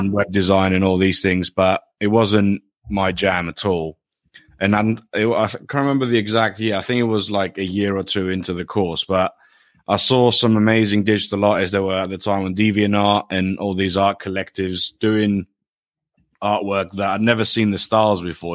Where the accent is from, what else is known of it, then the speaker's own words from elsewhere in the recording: Greece; moved away as an adult; now in United Kingdom; I grew up in Greece, but my parents, my mother is English and my dad is Greek.